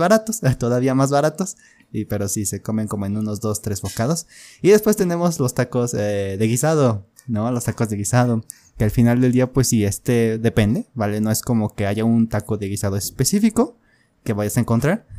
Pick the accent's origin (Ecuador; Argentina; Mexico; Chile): Mexico; Mexico City; yo también soy de Ciudad de México